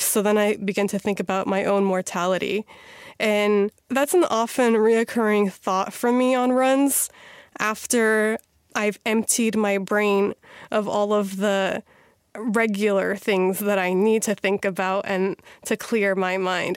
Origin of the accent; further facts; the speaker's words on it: Missouri, United States; moved away as an adult; also born or lived in Chicago, Illinois / East Coast; now in Washington, D.C., United States; I was born in Chicago, raised in Missouri